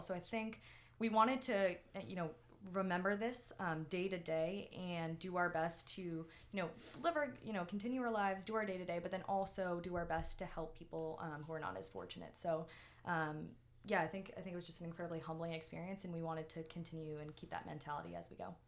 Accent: Winchester, Massachusetts, United States; I grew up in Winchester

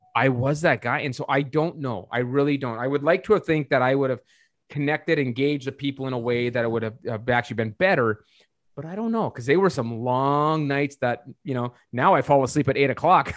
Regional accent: North Dakota, United States; I was born and raised in North Dakota. I'm from North Dakota.

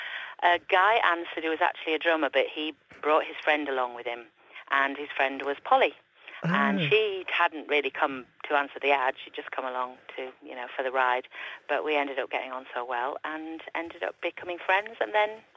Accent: Yorkshire and the Humber, United Kingdom; moved away as an adult; also born or lived in London; I grew up in West Yorkshire

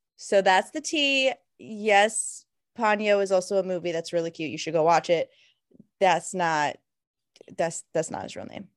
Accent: Florida, United States; moved away; we're originally from Florida

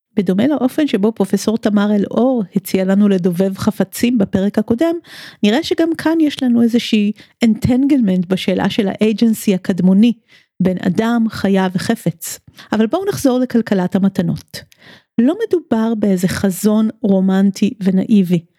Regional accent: Tel Aviv, Tel Aviv District, Israel; כמי שעד לא מזמן הגדירה את עצמה כתל אביבית הרבה לפני שהיא ישראלית ויהודית

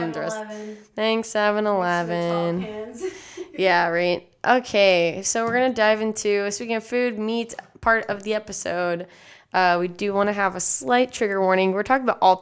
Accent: San Antonio, Texas, United States; I grew up in San Antonio, Texas, and therefore I was raised with Tex-Mex and McDonald's

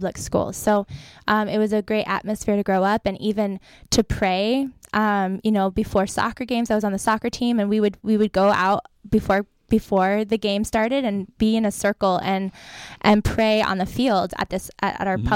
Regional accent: Tehachapi, California, United States; moved away as an adult; now in Sacramento, United States; I grew up in Tehachapi, California.

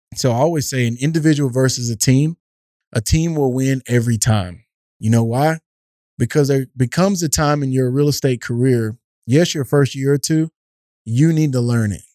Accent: East Texas, United States; growing up in East Texas

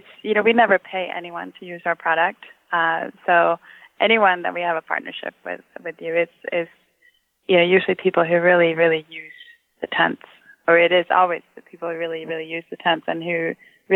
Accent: Sweden; first language Swedish; English is a second language; now in Redmond, United States; I grew up in Sweden. So I grew up with Swedish, and my mom is from Austria, so I actually grew up with Swedish and German, and then I added English when I was in fourth grade in school

